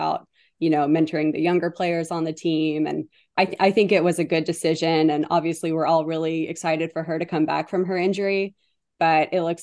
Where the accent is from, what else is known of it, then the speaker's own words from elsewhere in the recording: San Antonio, Texas, United States; I'm actually from San Antonio, Texas